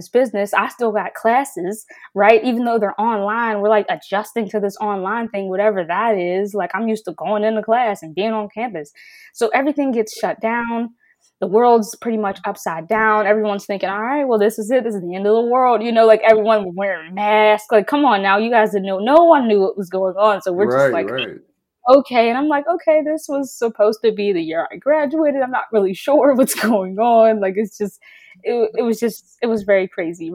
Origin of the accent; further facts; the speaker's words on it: Pittsburgh, Pennsylvania, United States; I'm from Pittsburgh, right? So I live 20 minutes from campus